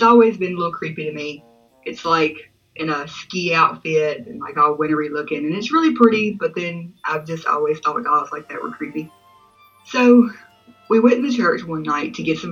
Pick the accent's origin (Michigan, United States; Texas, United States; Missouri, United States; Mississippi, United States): Mississippi, United States; I'm from Mississippi